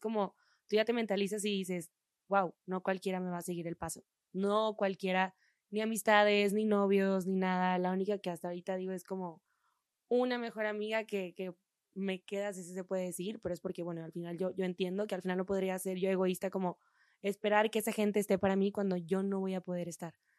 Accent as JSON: {"language": "Spanish", "town": "Monterrey", "region": "Nuevo León", "country": "Mexico", "moved": "as an adult", "lives_now": "Mexico City, Mexico", "said": "somos de, de Monterrey"}